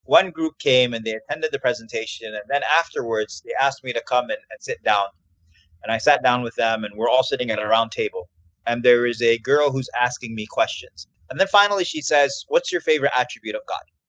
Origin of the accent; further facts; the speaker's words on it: New York, United States; now in Houston, United States; I live in Houston, but I'm from New York, so mm. my mom mm. still lives in New York